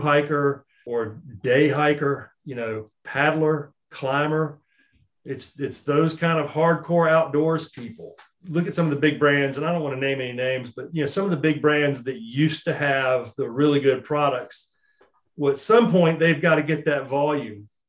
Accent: Charlotte, North Carolina, United States; I was born and raised in Charlotte and I've always lived here

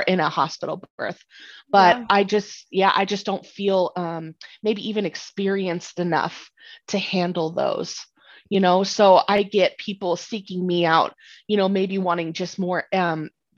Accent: Northern Colorado, United States; I am from Northern Colorado

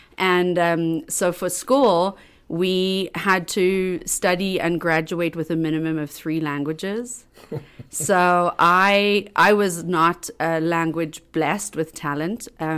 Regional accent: South Africa; first language English; moved away as an adult; also born or lived in Colorado, United States; now in United States; So I grew up in South Africa. That's why I have an accent.

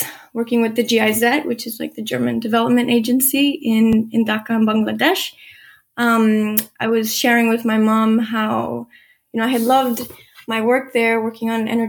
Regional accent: Guatemala; born there; I was born in Guatemala, and, you know, I was doing a lot of salsa dancing at university

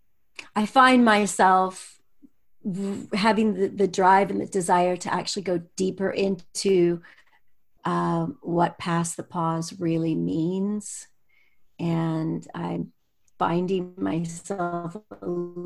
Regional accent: United States; moved away as an adult; also born or lived in Europe; I grew up in the United States

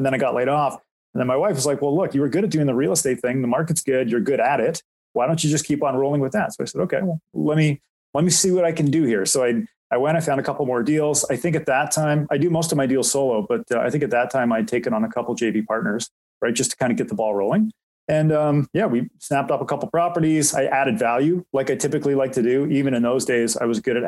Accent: Markham, Ontario, Canada; also born or lived in Durham Region, Ontario; I grew up in Markham, just north of Toronto, currently reside in Durham region

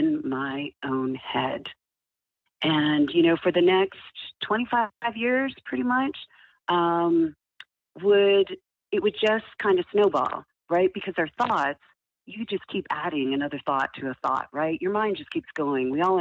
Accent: Ottawa, Ontario, Canada; I grew up in Canada, so I'm originally from Ottawa, Ontario.

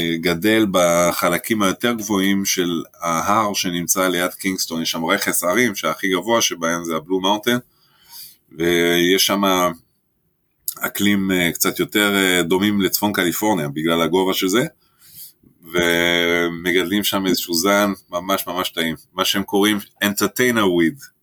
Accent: France; now in Israel; אני במקור צרפתי

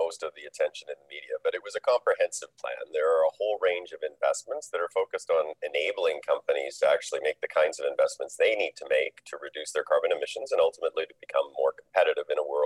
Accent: Saskatchewan, Canada; I grew up in Saskatchewan.

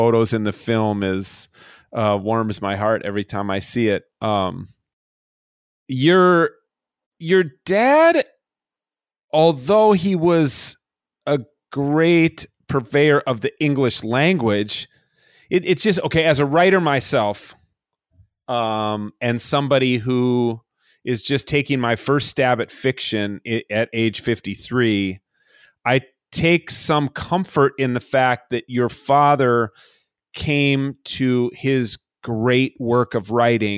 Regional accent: Minnesota, United States; as a Minnesotan at Dartmouth

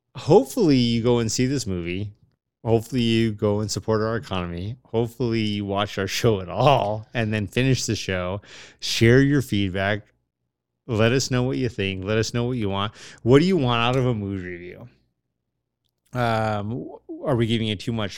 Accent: United States

